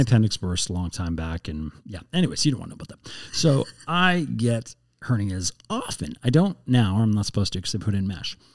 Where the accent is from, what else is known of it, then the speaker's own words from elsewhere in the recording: Canada; also born or lived in United States / Edmonton; I'm Canadian, but I don't speak French at all.